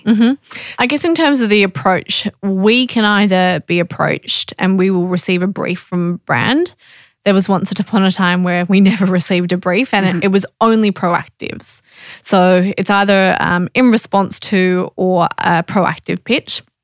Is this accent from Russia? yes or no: no; Australia; being Australian